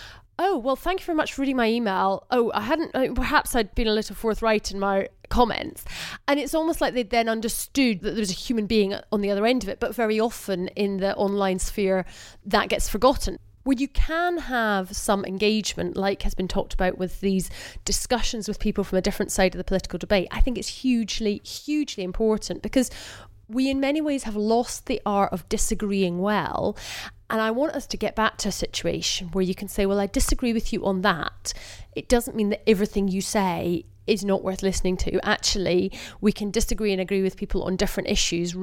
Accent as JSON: {"language": "English", "region": "Scotland", "country": "United Kingdom", "said": "as a Scottish MP"}